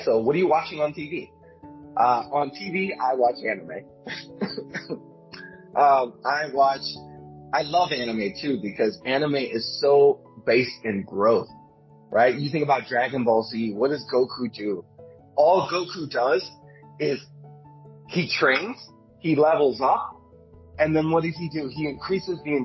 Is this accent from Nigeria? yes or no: no; Venezuela; moved away; I'm originally from Venezuela